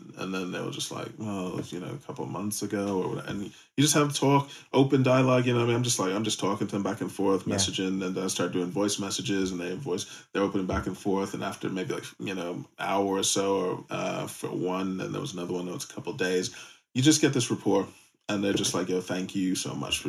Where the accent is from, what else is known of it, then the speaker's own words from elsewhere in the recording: United States; moved away; As an American, we're born with a shrink